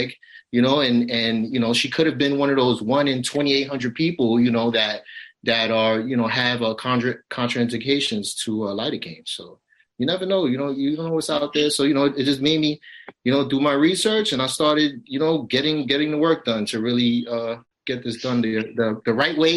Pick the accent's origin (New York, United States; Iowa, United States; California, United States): New York, United States; New York City; I come from a rough neighborhood. I grew up in Brownsville